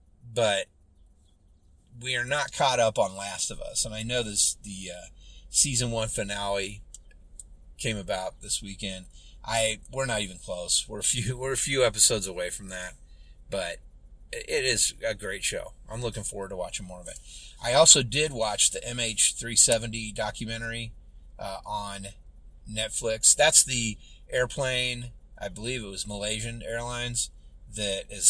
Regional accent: United States; I'm an American

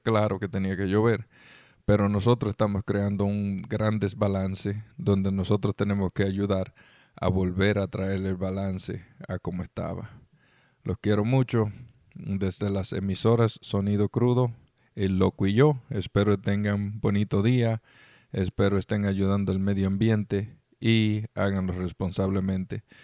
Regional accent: Dominican Republic; moved away; estuve en República Dominicana, mi país natal

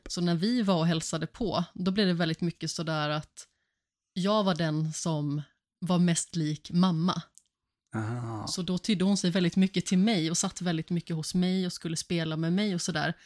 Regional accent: Alingsås, Västra Götaland, Sweden; jag växte upp här i Allingsås

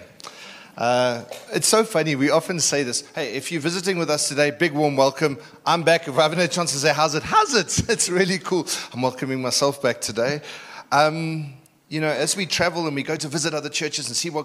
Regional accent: Durban, KwaZulu-Natal, South Africa; moved away; I'm from Durban, so we talk a little bit differently

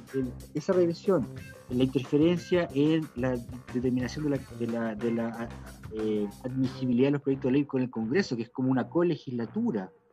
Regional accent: Chile; como pueblo chileno digo, todos los bueno, clase media, media, clase media precaria, clase media media, clase, media intelectual

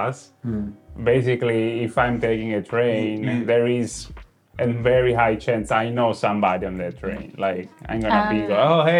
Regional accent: Italy; now in Japan; me and Davide, we come from Italy, where it's so loud. It's small town, but it's loud.

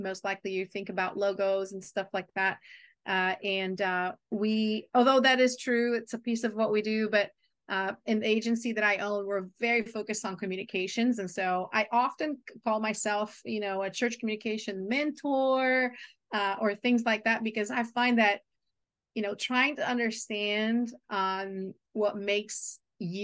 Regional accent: Portugal; English is a second language; moved away as an adult; also born or lived in Brazil / Chile / Argentina / Maryland, United States; now in United States; I was born in Brazil. And so the first decade of my life was in Brazil. The second decade was in Portugal. My mom is Portuguese, so I was raised there.

